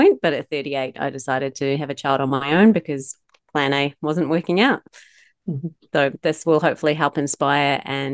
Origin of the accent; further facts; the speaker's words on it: Wellington, New Zealand; moved away as an adult; also born or lived in Palmerston North; now in Melbourne, Australia; I grew up in Wellington and I moved over here when I was 35